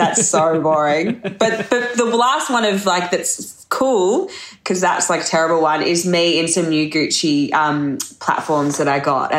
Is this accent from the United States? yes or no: no; Australia; moved away as an adult; also born or lived in Hong Kong / Monaco; I lived overseas that whole time, moved back home in 2018, and I've just been sort of doing my thing here for the last few years, slowly assimilating back into Australia.